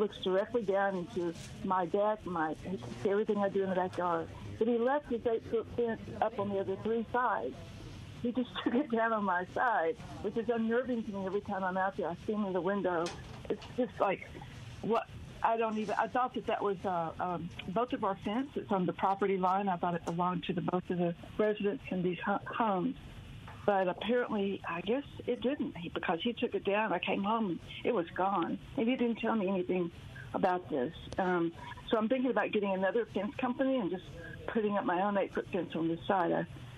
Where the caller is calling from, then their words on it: Memphis, Tennessee, United States; I'm calling you from Memphis, Tennessee.